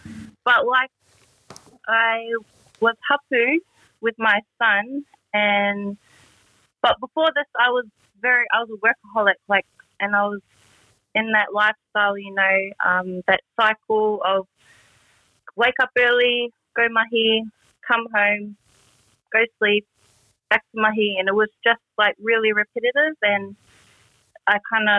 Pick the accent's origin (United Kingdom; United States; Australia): Australia; Melbourne, Victoria; We're both from Whakatāne, New Zealand. Our iwi is Ngāti Pūkeko, but we were both born and raised here in Melbourne, Australia.